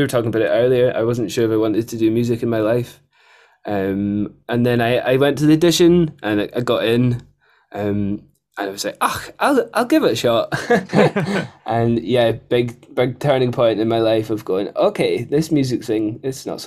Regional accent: Edinburgh, Scotland, United Kingdom; also born or lived in Plockton; I moved from Edinburgh, having not spent that much time out of a city, to a town of 300

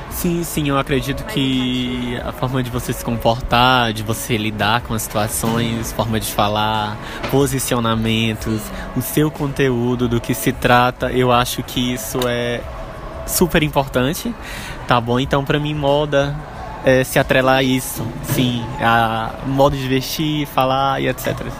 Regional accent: interior of Maranhão, Brazil; now in São Luís, Brazil; eu sou natural do interior do Maranhão

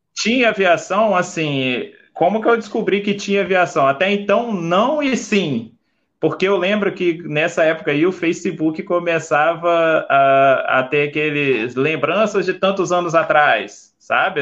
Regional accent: Vila Velha, Espírito Santo, Brazil; eu sou nasci em Vila Velha, né, no Espírito Santo

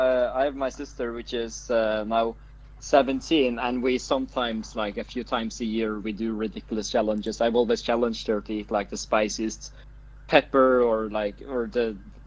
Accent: Norway; Yeah, I'm from Norway, so we use millimeters

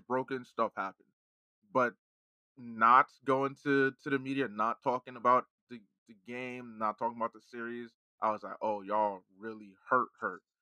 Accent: New Jersey, United States; growing up in Jersey

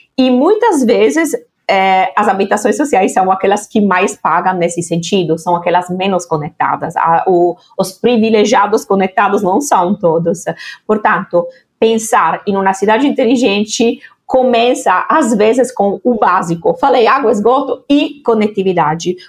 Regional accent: Italy; now in Brazil; da Itália, naturalmente, onde, onde eu nasci

